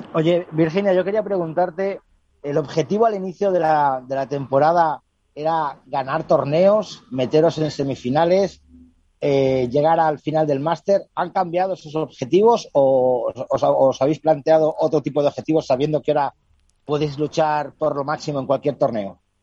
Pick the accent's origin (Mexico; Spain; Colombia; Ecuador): Spain; picando piedra que decimos aquí en España